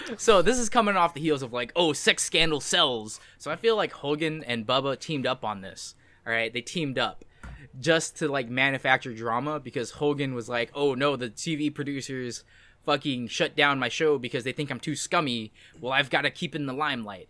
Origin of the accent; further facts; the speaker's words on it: United States; I am also American